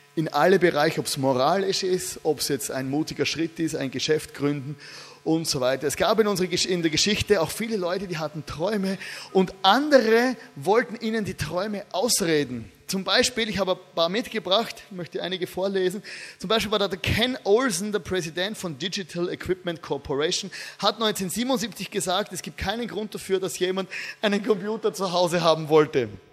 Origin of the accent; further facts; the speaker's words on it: Styria, Austria; Ich komme aus der Steiermark. Ja. Da redet man so.